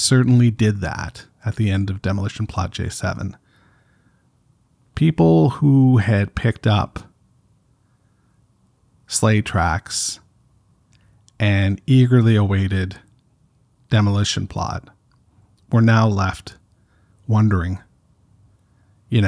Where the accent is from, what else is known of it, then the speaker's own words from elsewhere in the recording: Canada; I'm Canadian